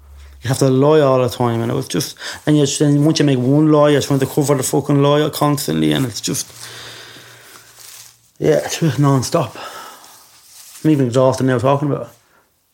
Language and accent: English; Dublin, Leinster, Ireland; moved away as an adult; also born or lived in England; they smuggled me from Belfast to Ballymun. That's where I went back